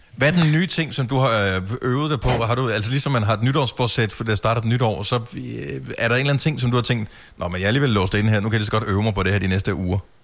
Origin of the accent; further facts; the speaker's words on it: Denmark; som dansker